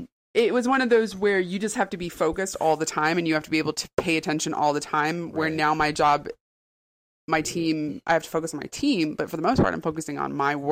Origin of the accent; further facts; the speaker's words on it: Raleigh, North Carolina, United States; I'm from Raleigh originally. I was born and raised here. So I've been here over 40 years.